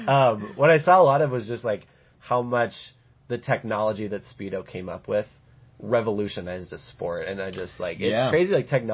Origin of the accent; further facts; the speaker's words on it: United States; as an American watching how British people and European people are reacting to video replay in sports